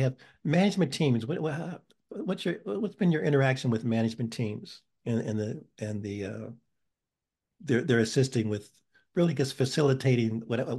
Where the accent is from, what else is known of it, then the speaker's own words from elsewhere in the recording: Pittsburgh, Pennsylvania, United States; born there; moved away; I was born in Pittsburgh and came here in 1971. So I'm still somewhat of a transplant.